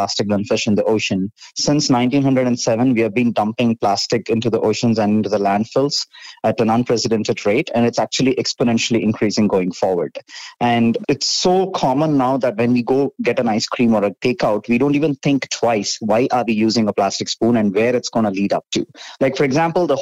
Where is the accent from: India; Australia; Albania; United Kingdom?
India; I was born and brought up in India